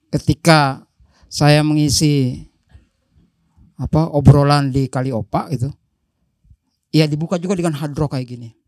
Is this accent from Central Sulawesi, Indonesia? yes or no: yes; Donggala, Central Sulawesi, Indonesia; Saya bukan orang Jawa, saya dari Donggala, maka saya harus melihat kamus